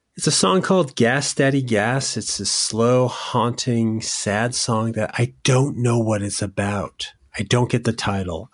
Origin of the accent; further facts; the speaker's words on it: Connecticut, United States; moved away; also born or lived in Boston; I'm from Connecticut